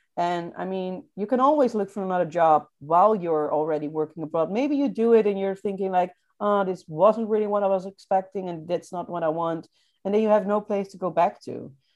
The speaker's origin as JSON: {"language": "English", "town": "Rotterdam", "region": "South Holland", "country": "Netherlands", "moved": "as an adult", "said": "I'm from Rotterdam"}